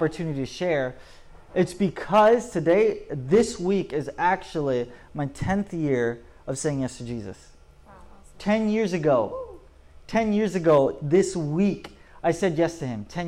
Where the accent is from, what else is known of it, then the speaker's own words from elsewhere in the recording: Polk County, Florida, United States; moved away as an adult; also born or lived in Orlando, Florida; now in Orange County, United States; I grew up the end of my teenage years, I grew up in Orlando, Florida, but most of it, I grew up in Polk County, Florida